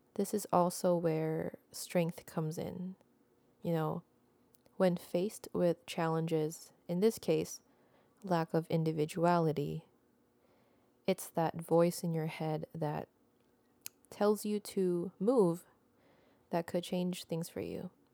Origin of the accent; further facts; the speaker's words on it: Philippines; moved away as an adult; now in Canada; I am Filipino, born and raised in the Philippines, and I just moved to Canada a little less than a decade ago